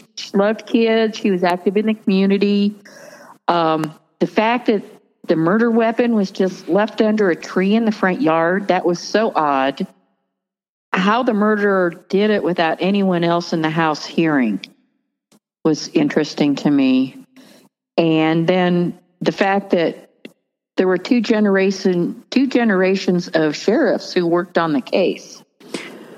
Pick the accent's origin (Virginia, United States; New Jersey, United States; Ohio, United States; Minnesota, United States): Ohio, United States; Barberton; moved away as an adult; also born or lived in Texas; now in Northern Colorado, United States; I grew up in Barberton, graduated from Barberton High School